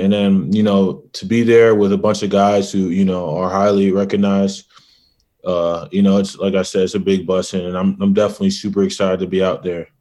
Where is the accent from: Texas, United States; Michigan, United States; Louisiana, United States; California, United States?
Michigan, United States; I'm from Michigan